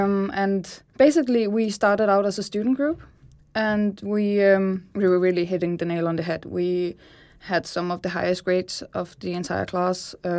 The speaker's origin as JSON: {"language": "English", "region": "Zealand", "country": "Denmark", "said": "Well, I am from Sjælland originally, and I traveled to Kolding to study design on SDU."}